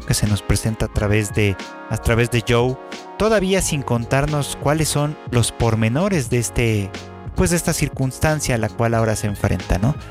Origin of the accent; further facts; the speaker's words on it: Mexico; como mexicanos